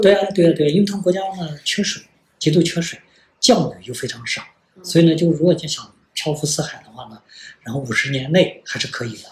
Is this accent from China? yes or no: yes; China; 我们中国人